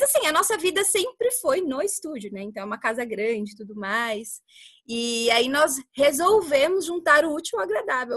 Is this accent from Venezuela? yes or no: no; Carapicuíba, São Paulo, Brazil; now in Barueri, Brazil; hoje nós moramos em Barueri, mas eu sou de Carapicuíba, sou carapicuibana